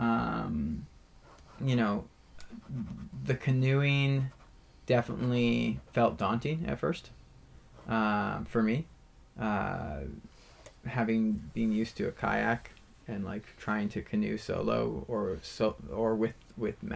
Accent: Vancouver, Victoria, British Columbia, Canada; moved away; I'm from Vancouver, Victoria. Like, that's where I grew up.

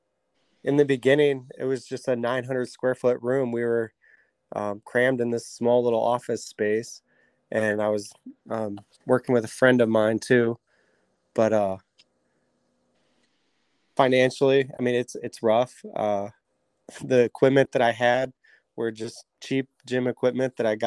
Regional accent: Wellington, Ohio, United States; also born or lived in Edinboro, Pennsylvania; I grew up here in Wellington my whole life. I went to Wellington High School

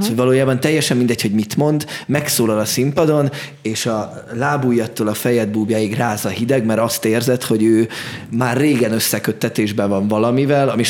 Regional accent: Budapest, Hungary; ahonnan én jövök, tizenhetedik kerületben van a Gózony Gyula Kamara Színház

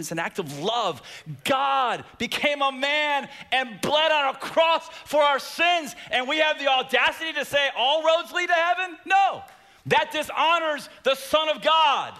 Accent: United States; from America

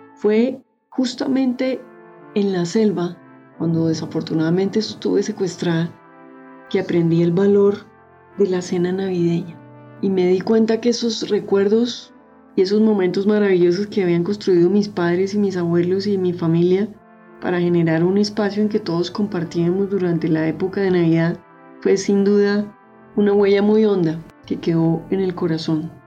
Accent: Bogotá, Colombia; yo soy de Bogotá

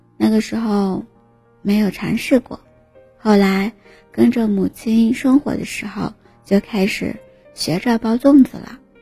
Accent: southern China, China; 身为南方人的我

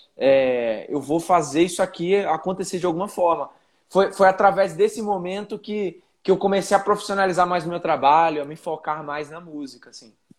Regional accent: Belém, Pará, Brazil; moved away as an adult; now in São Paulo, Brazil; eu nasci em Belém, nasci em Belém do Pará. Minha família inteira é de lá

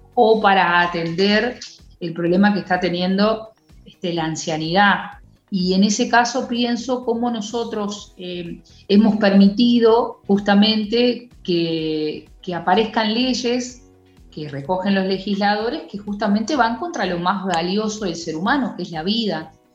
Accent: Uruguay; como muchos uruguayos

